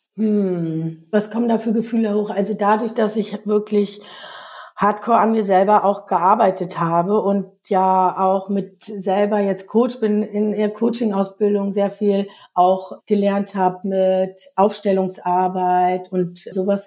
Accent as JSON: {"language": "German", "region": "East Germany", "country": "Germany", "tie": "born or raised there", "moved": "yes", "said": "ich bin in der DDR groß geworden"}